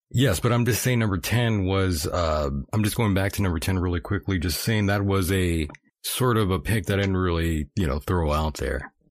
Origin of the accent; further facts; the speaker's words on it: near Brawley / El Centro, California, United States; Very close to where I am, my hometown